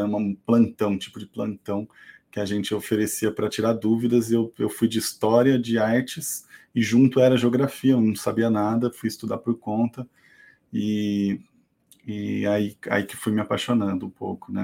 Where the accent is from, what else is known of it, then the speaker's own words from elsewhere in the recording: Salto, São Paulo, Brazil; moved away as an adult; also born or lived in Campinas; now in ABC Paulista, Brazil; Eu nasci em Salto, aqui no interior de São Paulo